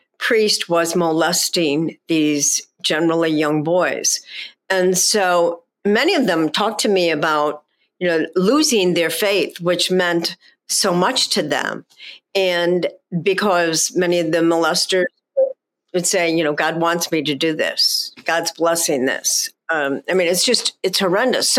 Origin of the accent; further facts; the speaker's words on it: Chicago, Illinois, United States; I grew up in Chicago